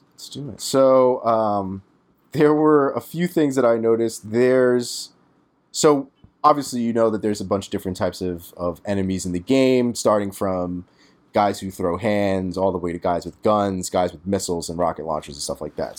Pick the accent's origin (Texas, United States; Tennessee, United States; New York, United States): New York, United States; New York City; As a New Yorker